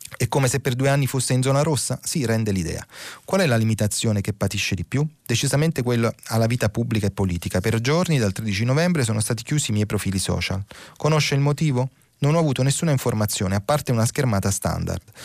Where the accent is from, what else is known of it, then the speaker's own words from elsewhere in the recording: Naples, Campania, Italy; io sono napoletano di nascita e bagnolese nell'anima